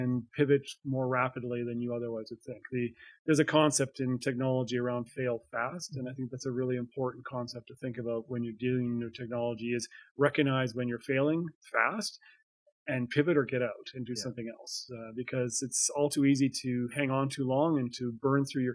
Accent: Calgary, Alberta, Canada; I grew up in Alberta. I was born in Calgary. This is my home.

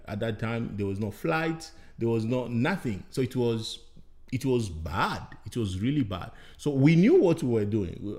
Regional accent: DR Congo; moved away as an adult; also born or lived in Rwanda; I'm from the Democratic Republic of Congo

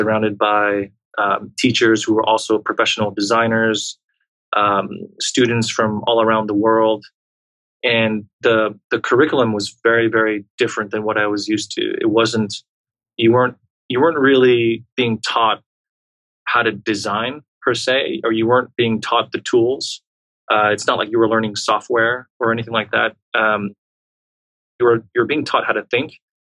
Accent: Montreal, Quebec, Canada; I was actually born and raised in a small suburb off of Quebec City, which is the heartland of French Canada. And I spent most of my childhood and adolescent years growing up in Montreal.

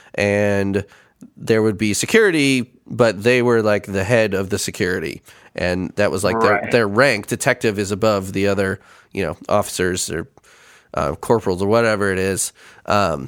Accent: Chicago, Illinois, United States; moved away; I grew up in Chicago

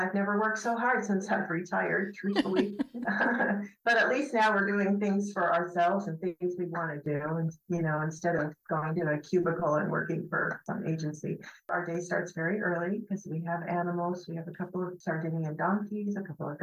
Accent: Huntington Beach, California, United States; moved away as an adult; also born or lived in Oregon; now in Taormina, Italy; growing up in Huntington Beach, California

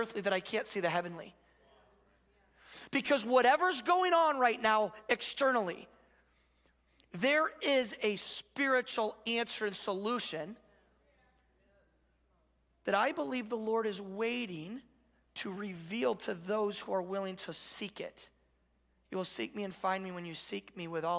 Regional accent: Midwest, United States; now in California, United States; we're from the Midwest.

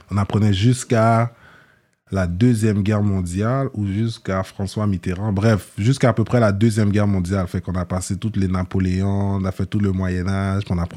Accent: Limbé, Nord, Haiti; nous, on vient de le nord d'Haïti, on vient d'une ville qui s'appelle Limbé.

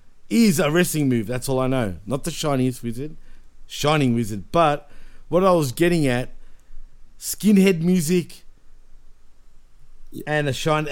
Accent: Melbourne, Victoria, Australia; we're both from Melbourne.

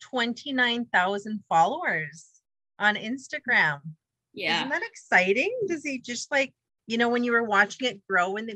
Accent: The Pas, Manitoba, Canada; I understood the humor because I grew up in the Pas.

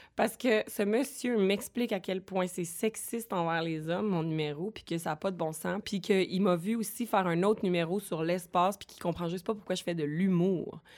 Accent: Boucherville, Quebec, Canada; also born or lived in Longueuil; now in Montreal, Canada; Je, je suis née à Longueuil, grandie à Boucherville et j'habite Montréal

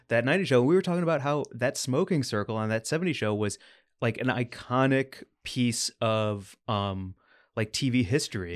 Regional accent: Missouri, United States; my home state, Missouri

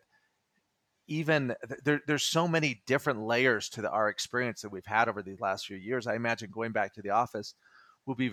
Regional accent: Utah, United States; I grew up in Utah as well, and in rural communities

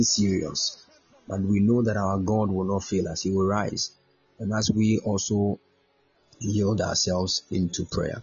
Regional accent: Ghana; if we're Ghanaian

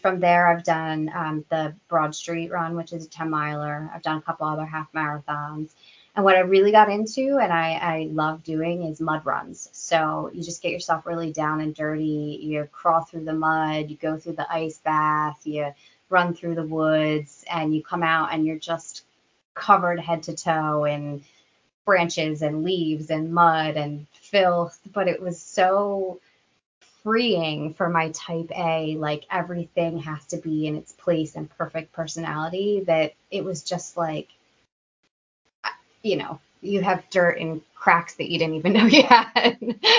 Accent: United States; We Americans

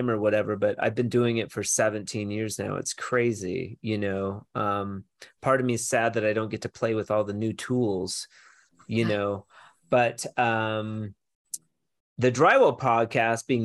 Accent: Washington, United States; moved away; also born or lived in Portland / Arizona / Colorado; I'm from Washington

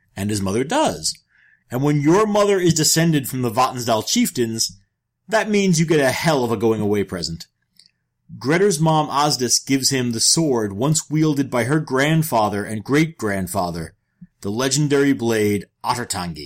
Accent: New York, United States; moved away; I am from New York

